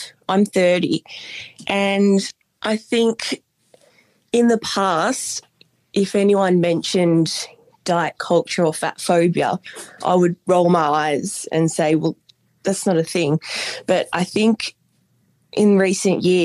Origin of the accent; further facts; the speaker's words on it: Bendigo, Victoria, Australia; now in Los Angeles, United States; I'm from Bendigo, which is about an hour and a half from Melbourne. But at the moment, I actually live